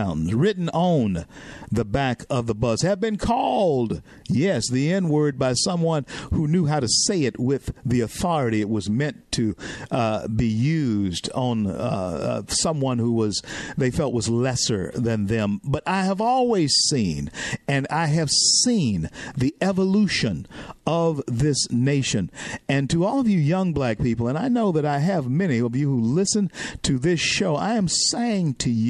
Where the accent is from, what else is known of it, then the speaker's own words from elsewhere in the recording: Southern US, United States; And I give you my perspective as a black man who grew up in the South. Right. I mean, I grew up in the South.